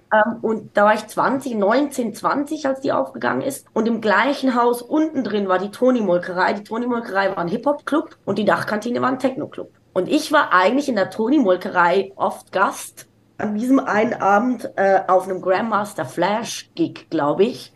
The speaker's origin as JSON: {"language": "German", "region": "Zurich", "country": "Switzerland", "tie": "born or raised there", "said": "ich bin in der Innenstadt von Zürich groß geworden"}